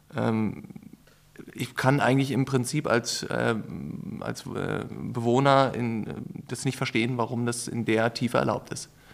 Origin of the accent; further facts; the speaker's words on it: Berlin, Germany; ich bin in Berlin geboren, aber lebe auch schon sehr lange in Berlin und eigentlich fast ausschließlich in der Innenstadt